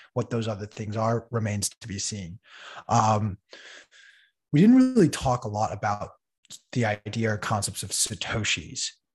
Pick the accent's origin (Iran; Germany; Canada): Iran; moved away; my home country of Iran